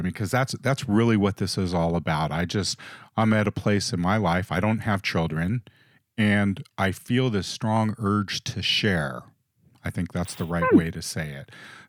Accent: Los Angeles, California, United States; I mentioned that we grew up in the big city. We grew up in Hollywood when we were kids.

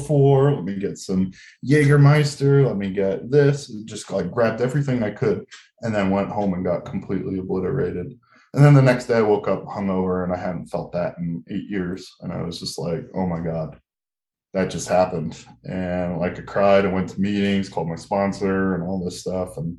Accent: New Jersey, United States; moved away as an adult; also born or lived in San Diego; I moved from New Jersey to San Diego. I was miserable at life. I'd never left my hometown

